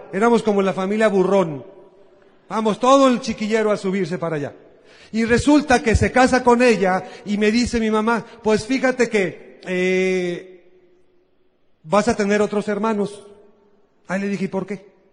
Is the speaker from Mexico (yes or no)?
yes; Guadalajara, Jalisco, Mexico; Yo soy de Guadalajara. Paisanos, ¿cómo están ustedes? Al rato nos tomamos una, nos comemos una torta ahogada.